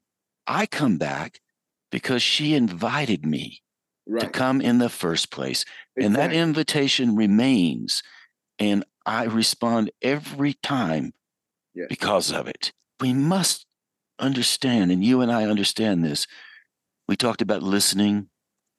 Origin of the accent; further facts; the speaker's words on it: Western North Carolina, United States; I grew up in Western North Carolina.